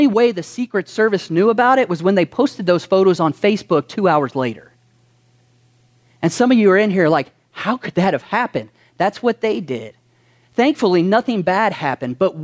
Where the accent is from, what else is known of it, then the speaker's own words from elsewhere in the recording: Kentucky, United States; some of us were born in Kentucky